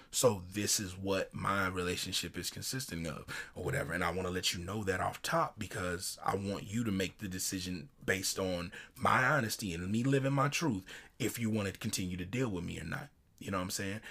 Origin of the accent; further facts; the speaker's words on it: Chicago, Illinois, United States; my hometown, Chicago, South Side